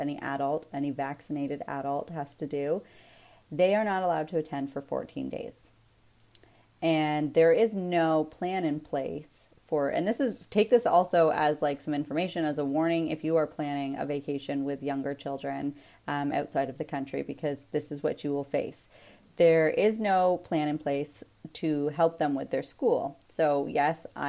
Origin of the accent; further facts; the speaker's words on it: Canada; As a Canadian, as a taxpayer